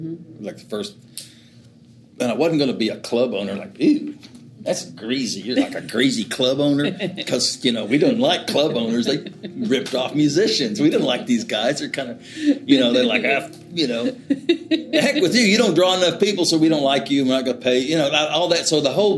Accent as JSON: {"language": "English", "region": "Oklahoma", "country": "United States", "tie": "born or raised there", "also_born_or_lived": "Austin, Texas", "moved": "as an adult", "said": "I grew up in Oklahoma"}